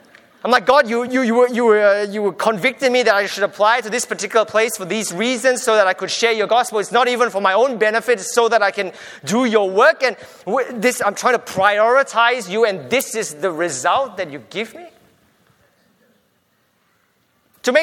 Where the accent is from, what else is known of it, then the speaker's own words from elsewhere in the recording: Australia; I'm from Australia, full stop.